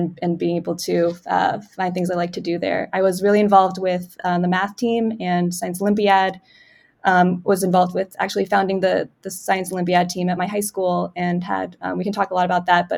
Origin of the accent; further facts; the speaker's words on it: Nashville, Tennessee, United States; moved away as an adult; I grew up in Nashville, Tennessee, in some of the suburbs there, Bellevue and then Brentwood